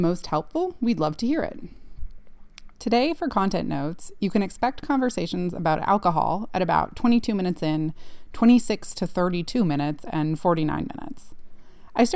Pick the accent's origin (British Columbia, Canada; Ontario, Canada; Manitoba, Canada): Ontario, Canada; Ontario, which is where I grew up in Canada.